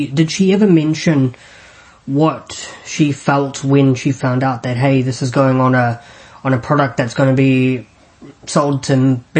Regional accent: New Zealand; I'm from New Zealand, so the time is different, but it works out well today because it's after 11 a.m. here.

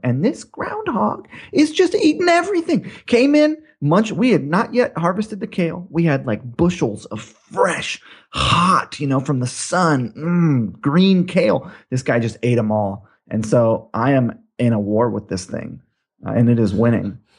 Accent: Hawaii, United States; I grew up in Hawaii

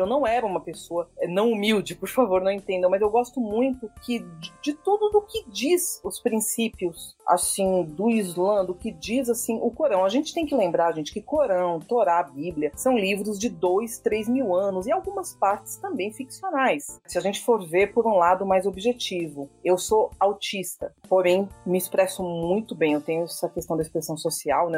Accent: Bahia, Brazil; moved away as an adult; also born or lived in Salvador; now in São Paulo, Brazil; Eu sou paulista, mas eu me considero baiana porque eu fui para lá com 6 anos, né? Minha criação emocional é na Bahia

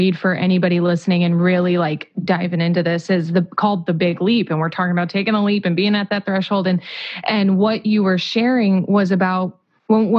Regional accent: Whiting, Indiana, United States; I'm from Whiting, Indiana

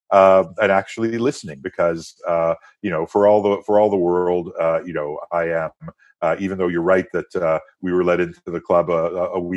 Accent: France; first language French; English is a second language; and into sort of early adulthood uh, in France and became a French citizen. I'm a French citizen. My mother tongue is French.

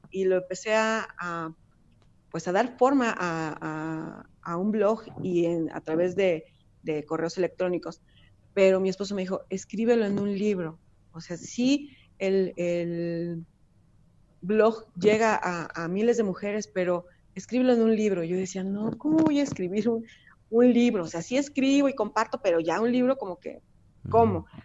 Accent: Mexico; also born or lived in Puebla; soy mexicana

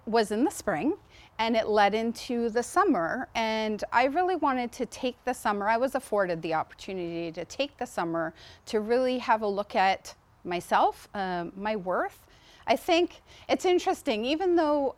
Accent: Mississauga, Ontario, Canada; also born or lived in Amherst, Nova Scotia; now in Riverview, Canada; I'm from Amherst originally, but I grew up in Mississauga

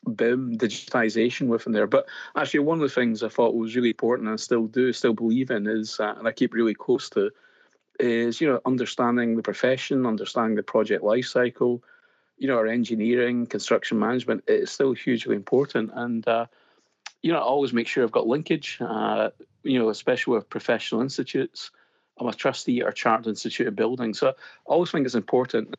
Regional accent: Scotland, United Kingdom; accent: Scottish; as you can probably tell by my accent straight off, uh, I, I, am Scottish

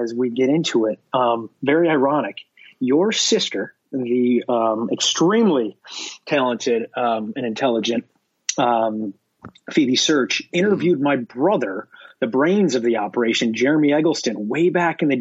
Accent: Binghamton, New York, United States; moved away; growing up in Binghamton, I thought it was very normal until I left Binghamton.

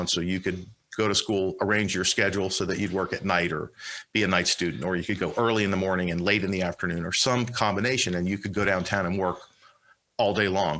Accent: Miami, Florida, United States; moved away as an adult; also born or lived in Palm Beach County, Florida / Washington, D.C.; I'm from Miami. I was born on Miami Beach, but grew up in Miami

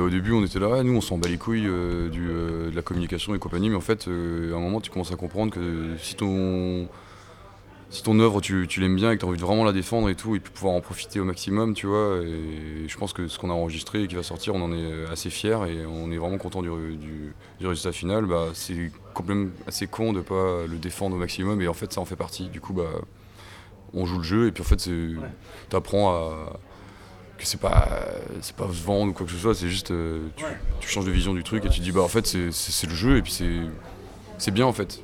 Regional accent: Paimpol, Brittany, France; moved away as an adult; now in Rennes, France; moi je suis originaire des Côtes d'Armor. Je suis né ici et j'ai vécu à côté de Paimpol. J'ai grandi à côté de Paimpol

